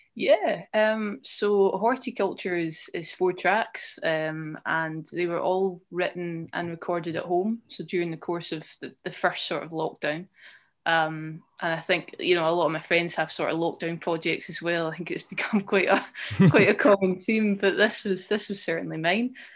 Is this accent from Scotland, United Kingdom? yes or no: yes; Edinburgh, Scotland, United Kingdom; moved away as an adult; also born or lived in Leith / Dundee; I grew up in, um, Colington, which is, um, near, quite nearby the Pentlands Hills